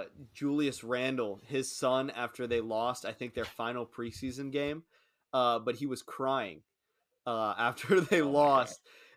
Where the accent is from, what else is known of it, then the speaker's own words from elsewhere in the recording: New Jersey, United States; I'm from New Jersey.